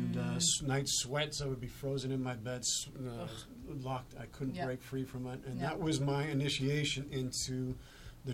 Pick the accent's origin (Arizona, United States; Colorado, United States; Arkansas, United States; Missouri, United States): Colorado, United States; Arvada; also born or lived in Denver; I was born and raised in Colorado. Arvada is where my hometown is.